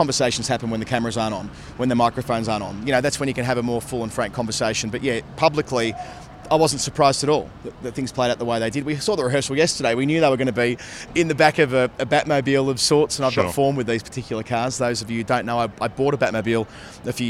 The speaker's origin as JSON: {"language": "English", "country": "Australia", "said": "we're from Australia"}